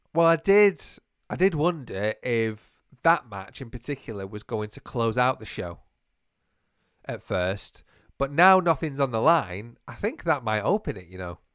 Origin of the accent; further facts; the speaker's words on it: United Kingdom; we're so British.